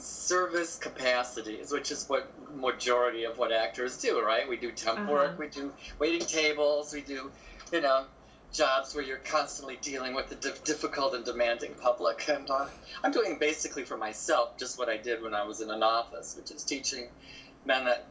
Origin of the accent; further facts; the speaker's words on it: southern Michigan, United States; now in Chicago, United States; it's no worse than what we had in southern Michigan.